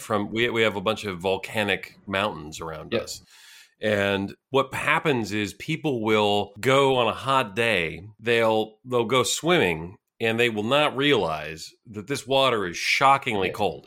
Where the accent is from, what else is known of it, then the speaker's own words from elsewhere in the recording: Santa Cruz, California, United States; I grew up in California. I grew up uh, surfing in Santa Cruz